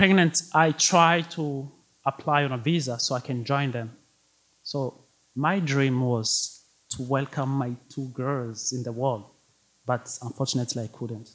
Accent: Burundi; English is a second language; moved away as an adult; now in Detroit, United States; I was born and raised in Africa, a small country called Burundi

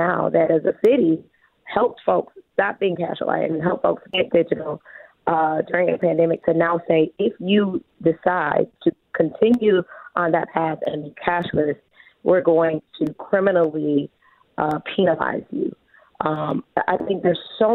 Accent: Detroit, Michigan, United States; I'm from the Detroit West Side

